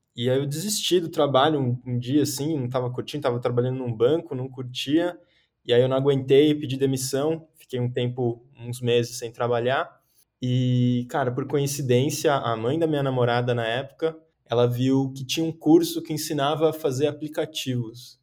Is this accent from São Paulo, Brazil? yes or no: yes; São Paulo, Brazil; Sou aqui de São Paulo, paulistano